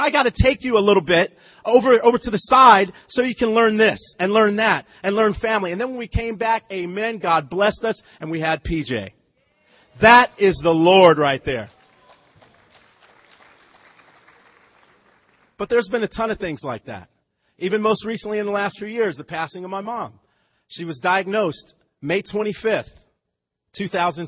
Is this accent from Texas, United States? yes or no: no; Lompoc, California, United States; moved away as an adult; also born or lived in Malibu, California / Missouri; I grew up in Santa Barbara County. Okay, Lompoc, but it was still Southern California